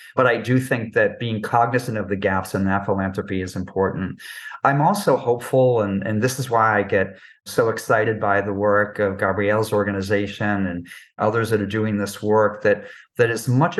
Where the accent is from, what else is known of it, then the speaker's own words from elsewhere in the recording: New York, United States; I'm a New Yorker